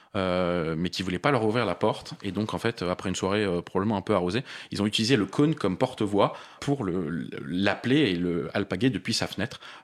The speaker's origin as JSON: {"language": "French", "town": "Paris", "region": "Île-de-France", "country": "France"}